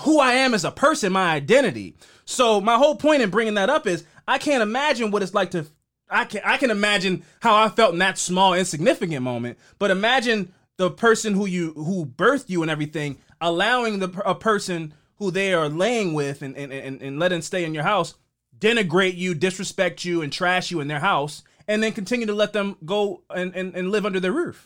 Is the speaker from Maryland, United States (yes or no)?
yes; Baltimore, Maryland, United States; we grew up here in Baltimore